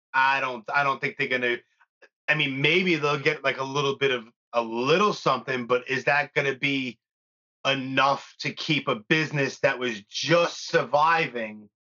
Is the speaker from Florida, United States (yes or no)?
no; New York, United States; I'm born and raised in New York